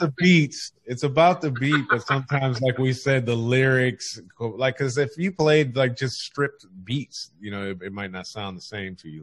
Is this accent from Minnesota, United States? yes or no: no; California, United States; I'm from California